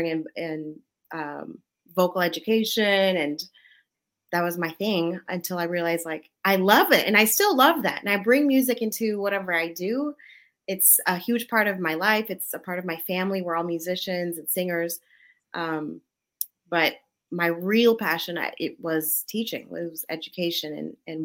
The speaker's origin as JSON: {"language": "English", "country": "United States", "tie": "born or raised there", "said": "I'm an American kid growing up in the U.S., born here. I speak English."}